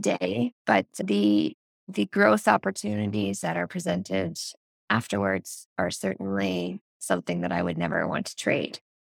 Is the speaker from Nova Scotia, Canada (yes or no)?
yes; Nova Scotia, Canada; now in Ontario, Canada; I'm actually from the East Coast of Canada. So, I'm from the province of Nova Scotia, which is just north of Maine.